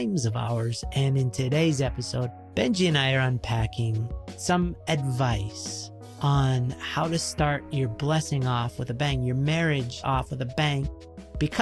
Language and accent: English; Canada; being Canadian